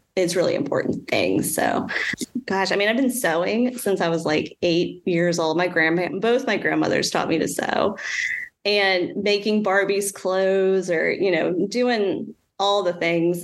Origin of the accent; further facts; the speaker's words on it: North Shore of New Orleans, Louisiana, United States; also born or lived in North Carolina; I grew up on the North Shore of New Orleans. And I mean, I was born in New Orleans, but, you know, grew up on the North Shore